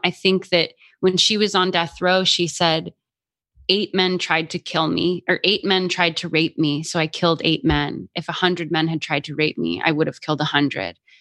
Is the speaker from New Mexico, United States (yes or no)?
yes; Albuquerque, New Mexico, United States; moved away; also born or lived in Boston; I grew up in Albuquerque, New Mexico